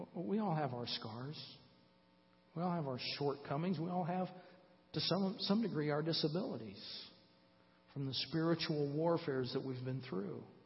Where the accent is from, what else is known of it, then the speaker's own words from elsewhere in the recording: Fort Wayne, Indiana, United States; moved away; Donna and I live in Fort Wayne. We moved back to my hometown just over six years ago